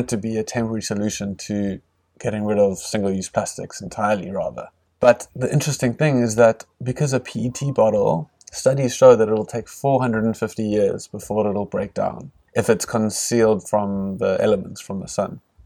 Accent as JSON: {"language": "English", "town": "Cape Town", "region": "Western Cape", "country": "South Africa", "tie": "born or raised there", "said": "I grew up in, in the leafy suburbs of Cape Town"}